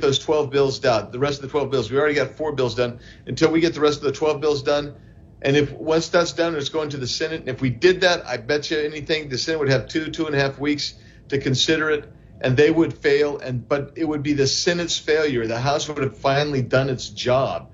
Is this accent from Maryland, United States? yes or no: no; Arizona, United States; my hometown in Arizona